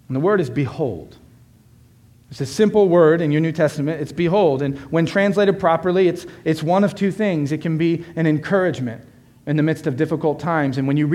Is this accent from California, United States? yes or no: no; Florida, United States; moved away; I'm from Florida